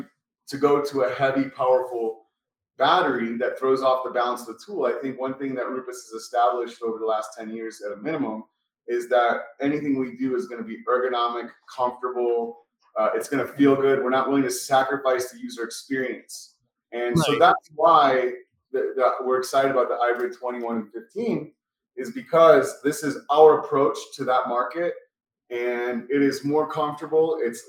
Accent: Florida, United States; I'm from Florida. That's a different country for sure.

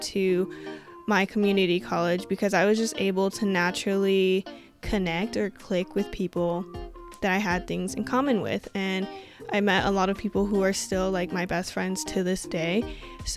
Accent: Washington, United States; moved away as an adult; also born or lived in Colorado, United States / Iowa, United States; I was born in Colorado, but my family and I moved to Washington when I was like 2 or so. So I was pretty much raised on the West Coast

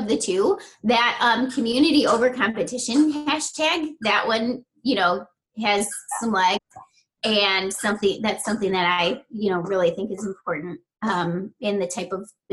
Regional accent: Chicago, Illinois, United States; I grew up in Chicago, in the city, and then about 10 years ago, my husband and I moved just a couple hours south of the city

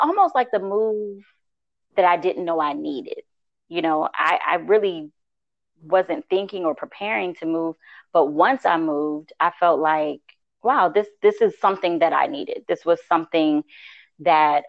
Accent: Southern Virginia, United States; moved away as an adult; I grew up in Southern Virginia, but I lived in the DMV for 20 years once I got out of college

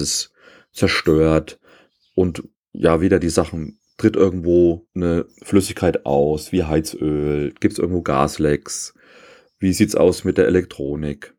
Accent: East Germany, Germany; Ich bin ja äh, in der DDR aufgewachsen

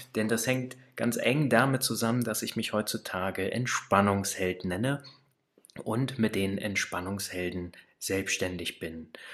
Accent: Kassel, Hesse, Germany; also born or lived in Baunatal; Ich komme aus der Mitte Deutschlands, aus Kassel bzw. aus Baunatal

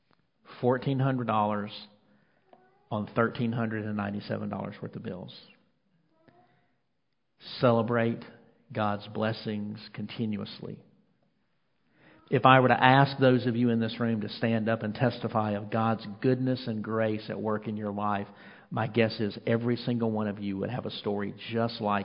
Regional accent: Mississippi, United States; now in North Carolina, United States; I'm from Mississippi

